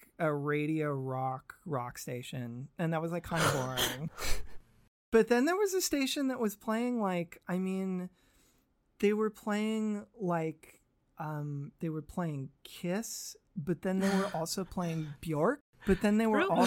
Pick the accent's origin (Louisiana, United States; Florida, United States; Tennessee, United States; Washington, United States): Washington, United States; Seattle; growing up in Seattle, we had a really unique radio landscape